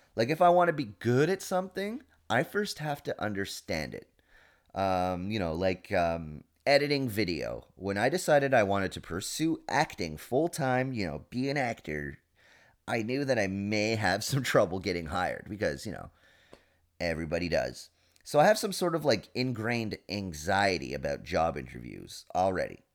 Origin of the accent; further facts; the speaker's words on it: England, United Kingdom; moved away; I'm English, 'cause that's how I define myself, you know? I'm English